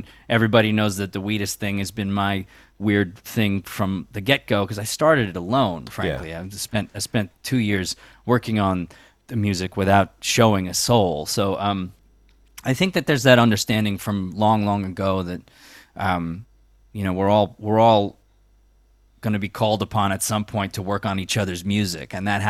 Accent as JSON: {"language": "English", "town": "Long Island", "region": "New York", "country": "United States", "tie": "born or raised there", "lives_now": "New York City, United States", "said": "Yeah, I grew up on Long Island. I moved to New York City in '96, Lower East Side, as soon as I got out of college"}